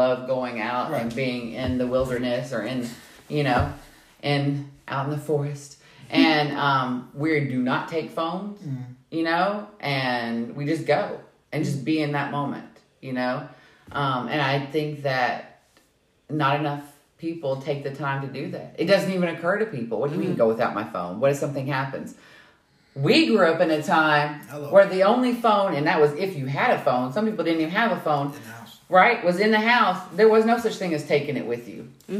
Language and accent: English; Kentucky, United States